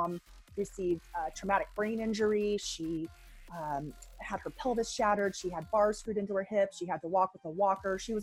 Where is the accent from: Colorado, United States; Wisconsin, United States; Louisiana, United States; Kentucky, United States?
Colorado, United States; Boulder; I was born in 1975 in Boulder, Colorado.